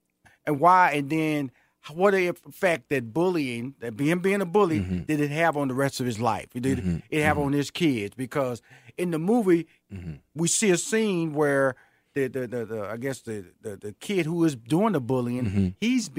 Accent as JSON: {"language": "English", "town": "Houston", "region": "Texas", "country": "United States", "tie": "born or raised there", "said": "In Houston, Fifth Ward."}